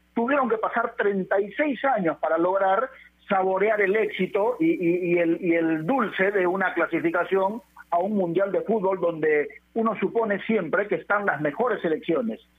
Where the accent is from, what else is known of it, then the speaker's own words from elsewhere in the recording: Peru; como peruanos